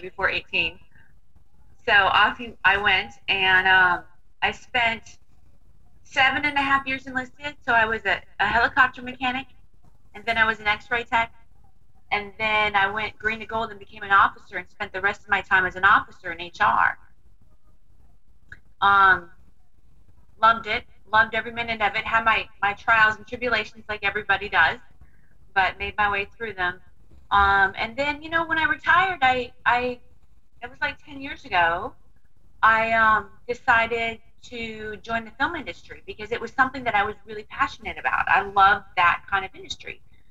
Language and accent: English; Santa Rosa, California, United States; also born or lived in Sacramento, California / Bodega Bay, California; I was born in Sacramento, California, and raised between Santa Rosa, California, and Bodega Bay